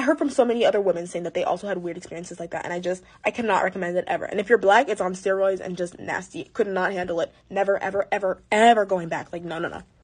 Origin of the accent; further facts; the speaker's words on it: Los Angeles, California, United States; my hometown of Los Angeles